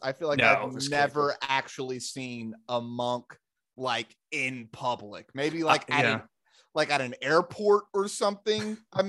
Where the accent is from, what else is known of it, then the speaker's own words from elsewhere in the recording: Arkansas, United States; where we grew up in Arkansas